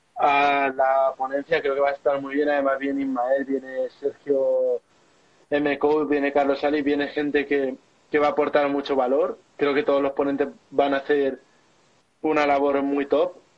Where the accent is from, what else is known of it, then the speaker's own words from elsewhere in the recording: Albacete, Castilla-La Mancha, Spain; mi ciudad natal de Albacete